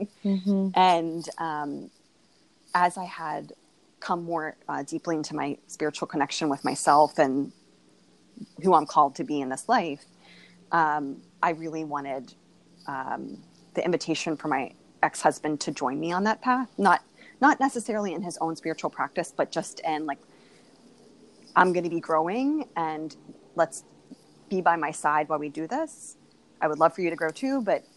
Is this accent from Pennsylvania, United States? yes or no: yes; Moon Township, Pennsylvania, United States; moved away as an adult; also born or lived in Uniontown, Pennsylvania; now in Silver Spring, United States; I grew up in Moon Township